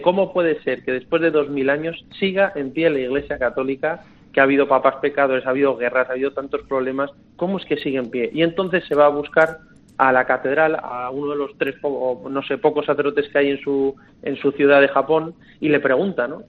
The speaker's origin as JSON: {"language": "Spanish", "town": "Madrid", "region": "Community of Madrid", "country": "Spain", "moved": "yes", "said": "yo soy de Madrid"}